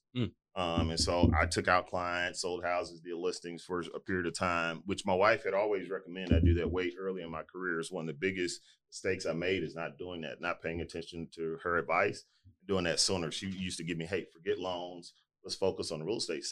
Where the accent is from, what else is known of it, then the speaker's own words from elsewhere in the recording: Houston, Texas, United States; So we ultimately moved to our house that we moved in that I grew up in Fifth Ward